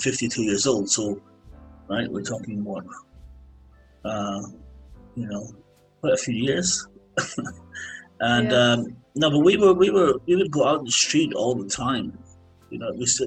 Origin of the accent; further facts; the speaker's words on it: Edinburgh, Scotland, United Kingdom; moved away; There's a place in my hometown called Arthur's Seat. It's a small volcano